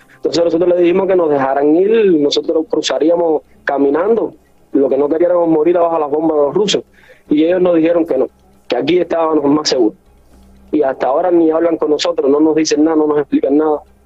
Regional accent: Cuba; now in Ukraine; somos cubanos

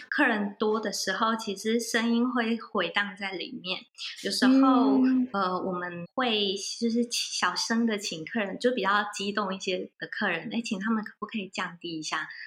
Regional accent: mountain area of Chiayi, Chiayi County, Taiwan; 我是在嘉义的山区长大的，就是我老家是在嘉义的山区哦，然，哦后哦，对，因为我觉得我算是被，呃，山林喂养长大的小孩

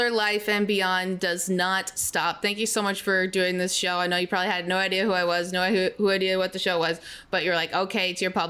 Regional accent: Canada; I'm Canadian

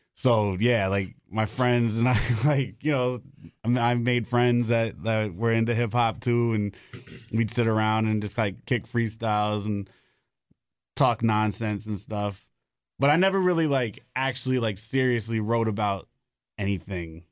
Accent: New York City, New York, United States; now in Raleigh, United States; I'm from the Bronx. Moved down here to Raleigh, like, five years ago

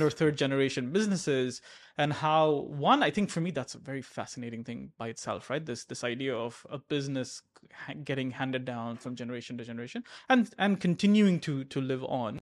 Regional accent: Abu Dhabi, United Arab Emirates; I grew up in Abu Dhabi

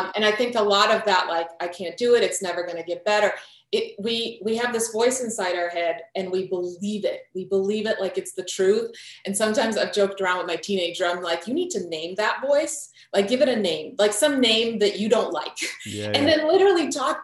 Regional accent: Croatia; moved away; I'm from Croatia. My whole family was in Croatia

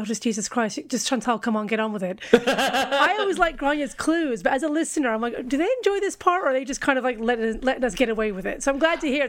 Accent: United States; I'm American and a girl.

